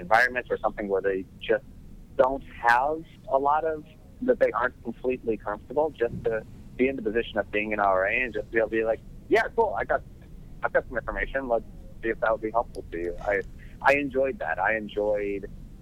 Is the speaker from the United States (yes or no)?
yes; Tennessee, United States; moved away; I lived in the middle of nowhere. I grew up in Tennessee